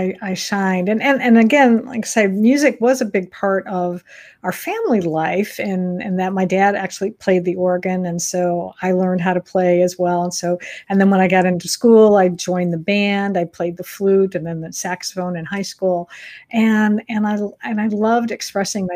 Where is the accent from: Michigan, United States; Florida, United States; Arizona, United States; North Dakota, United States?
Michigan, United States; I grew up in Michigan